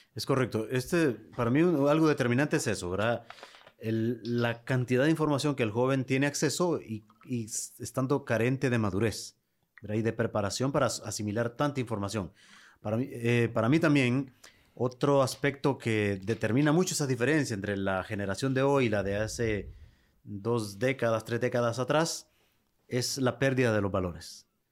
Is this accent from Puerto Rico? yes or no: no; Lepaterique, Francisco Morazán, Honduras; mi pueblo, en Lepaterí